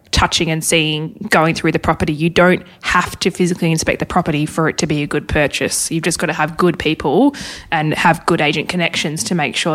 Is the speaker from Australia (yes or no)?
yes; Hobart, Tasmania, Australia; moved away; I'm originally from Hobart